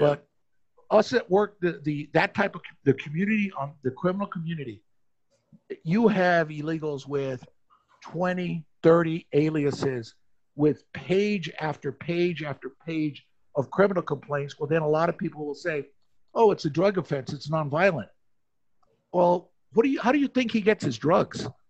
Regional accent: Phoenix, Arizona, United States; since I'm from Phoenix, I didn't want to run into someone I went to high school

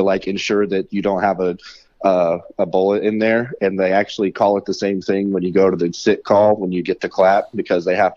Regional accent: Vigo County, Indiana, United States; born or raised there

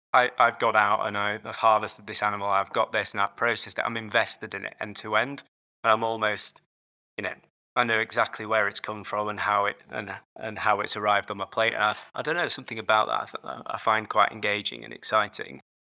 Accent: Yorkshire and the Humber, United Kingdom; moved away as an adult; also born or lived in London; now in Edinburgh, United Kingdom; I grew up in Yorkshire, so just about three hours north of London. Um, so yeah, a, all my life in, in, in Yorkshire

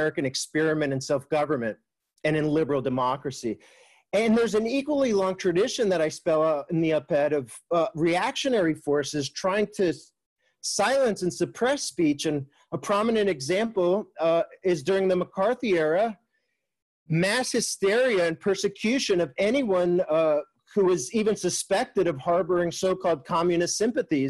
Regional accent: Mexico; moved away; growing up in Mexico during the 1980s

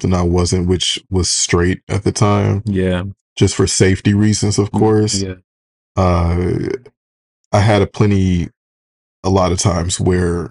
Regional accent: right outside of Detroit, Michigan, United States; I'm from right outside of Detroit.

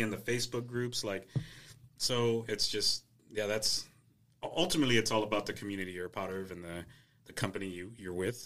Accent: the Valley, Texas, United States; growing up in the Valley

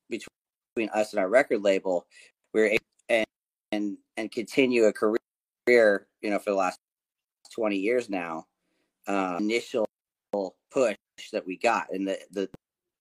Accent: California, United States; moved away as an adult; also born or lived in Conway, Arkansas / Northwest Arkansas; now in Arkansas, United States; I've lived here for the last 9 years, but I'm from California originally, so I moved here.

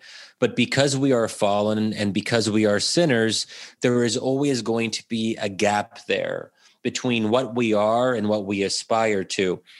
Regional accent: United States; especially in a country like the U.S., where ultimately what binds us together as Americans is being American, because we are not a traditional nation state.

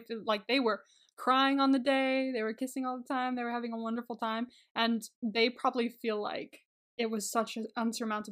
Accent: Santa Clarita, California, United States; my hometown, like this town that I'm in right now

